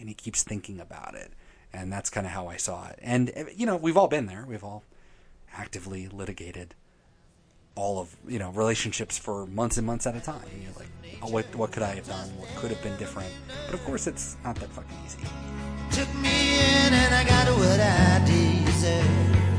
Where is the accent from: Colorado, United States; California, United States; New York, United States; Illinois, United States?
Colorado, United States; Oh, it's like somebody who comes from one place to another. We're carpetbaggers from Colorado.